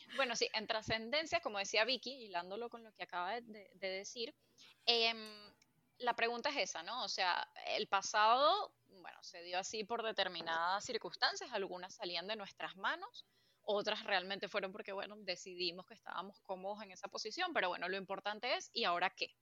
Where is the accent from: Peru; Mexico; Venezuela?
Venezuela; moved away as an adult; also born or lived in United States; now in Spain; yo aprendí a hacer cosas cuando finalmente me fui de, de Venezuela para Estados Unidos